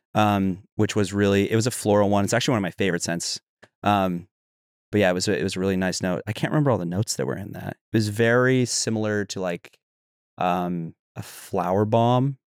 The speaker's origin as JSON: {"language": "English", "region": "Utah", "country": "United States", "tie": "born or raised there", "said": "I grew up in Utah"}